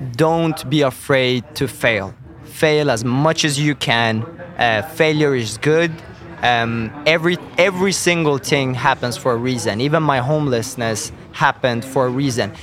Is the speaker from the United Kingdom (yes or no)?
no; Sweden; I'm born and raised in, in Sweden